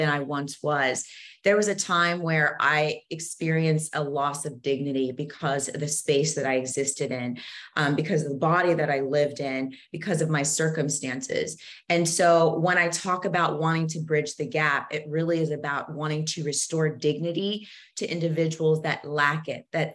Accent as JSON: {"language": "English", "country": "United States", "tie": "born or raised there", "also_born_or_lived": "Zambia / DR Congo", "said": "I came to the US when I was 4 years old"}